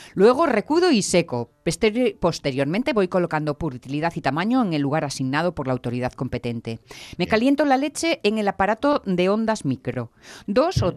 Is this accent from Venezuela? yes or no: no; Asturias, Spain; No somos asturianos